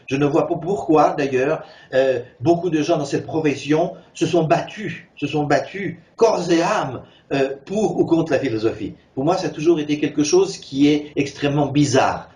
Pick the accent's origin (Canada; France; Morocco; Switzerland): Switzerland; moved away; also born or lived in San Francisco, United States / California, United States; je suis né en Suisse de mère suissesse